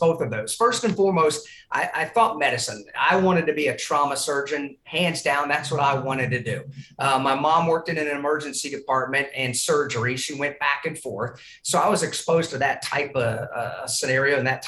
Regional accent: Indiana, United States; moved away; also born or lived in Eastern North Carolina; I'm from Indiana originally.

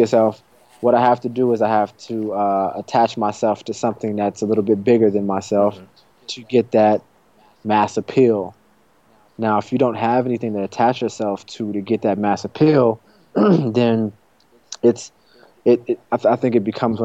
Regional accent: Chicago, Illinois, United States; also born or lived in Los Angeles; I'm from Chicago

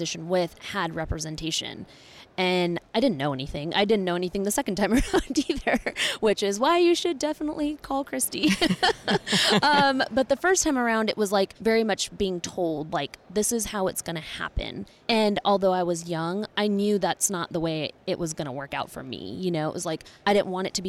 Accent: Conyers, Georgia, United States; I was from Conyers

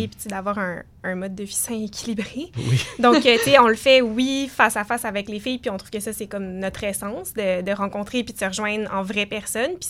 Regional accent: Montreal, Quebec, Canada; Euh, moi, à la base, je viens de Notre-Dame-de-Grâce, qui est pas très loin

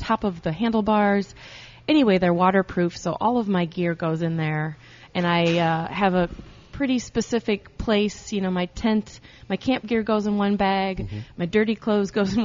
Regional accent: Cedar Rapids, Iowa, United States; my hometown of Cedar Rapids

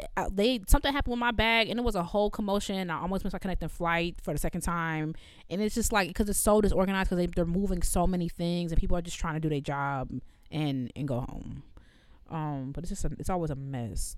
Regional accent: United States; I'm also American

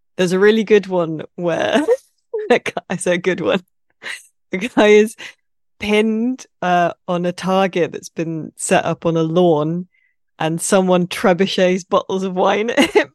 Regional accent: Midsomer Murders country, South East England, United Kingdom; I grew up in Midsummer Murder's country, basically. It's set in a fictional county, but that is where I am from in the U K, pretty much that area.

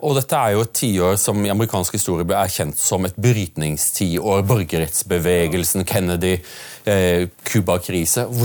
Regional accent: Sarpsborg, Østfold, Norway; Jeg kom fra Sarpsborg.

